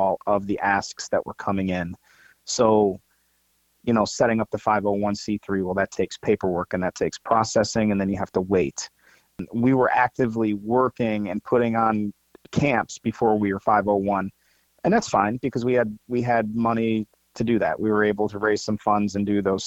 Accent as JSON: {"language": "English", "region": "Ohio", "country": "United States", "also_born_or_lived": "St. Louis, Missouri", "moved": "yes", "lives_now": "Georgia, United States", "said": "I'm originally from Ohio"}